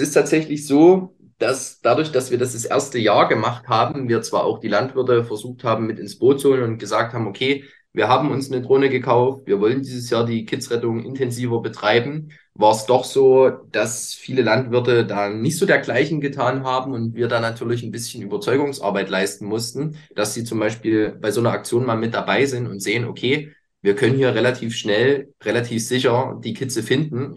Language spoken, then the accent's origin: German; near Leipzig, Northern Saxony, Germany; ich komme aus Sachsen, speziell aus Nordsachsen. Genau, also Nähe, sage ich mal, Leipzig